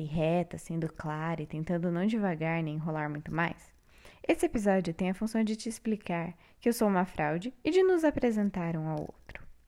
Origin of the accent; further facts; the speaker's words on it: São Paulo, Brazil; moved away as an adult; now in Paraná, Brazil; Eu nasci em São Paulo